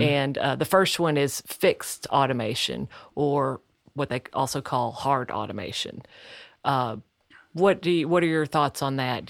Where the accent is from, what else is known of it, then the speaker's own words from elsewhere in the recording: the South, United States; accent: southern; my southern accent